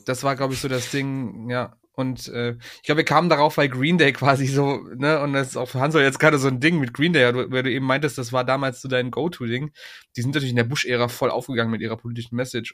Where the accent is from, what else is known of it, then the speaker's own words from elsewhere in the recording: Aachen, North Rhine-Westphalia, Germany; als Aachener